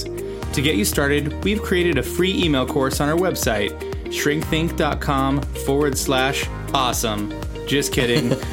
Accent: Seattle, Washington, United States; I grew up in Seattle in Ballard

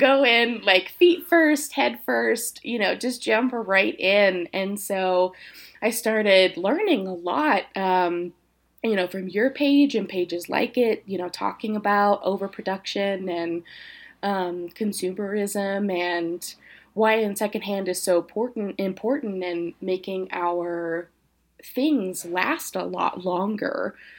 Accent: Tennessee, United States; moved away as an adult; also born or lived in Indiana; now in Colorado, United States; I'm originally from Tennessee. Spent about seven years in Indiana getting my education in psychology and, uh, education. And then came to Colorado about a couple of years ago

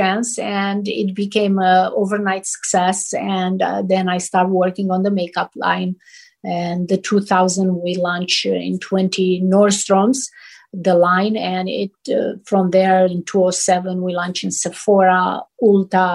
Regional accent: Romania; moved away as an adult; now in Los Angeles, United States; I came from Romania. We didn't have magazines

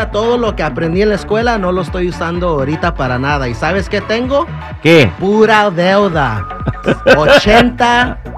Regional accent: León, Guanajuato, Mexico; eh, yo soy de León, Guanajuato, pero eh, yo he mirado chavos que, que se la parten estudiando

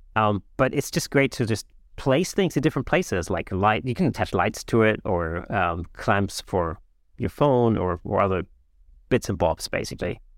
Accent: Germany; English is a second language; moved away; I'm not, I'm not a native English speaker, you know, um, I grew up in Germany.

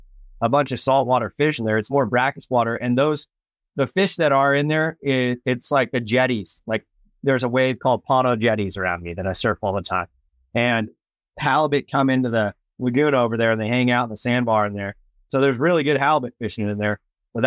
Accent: West Coast, United States; I am from the West Coast

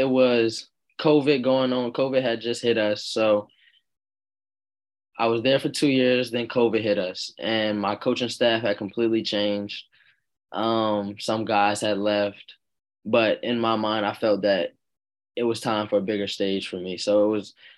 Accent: Virginia Beach, Virginia, United States; It was close to home, being that I'm from Virginia Beach

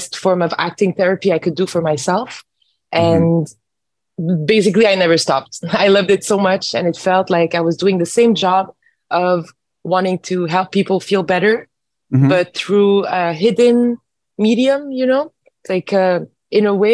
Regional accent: Montreal, Quebec, Canada; I am born and raised in Montreal

